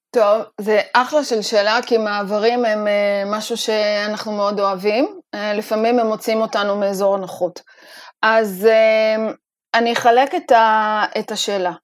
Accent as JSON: {"language": "Hebrew", "country": "Israel", "said": "לנו כישראלים"}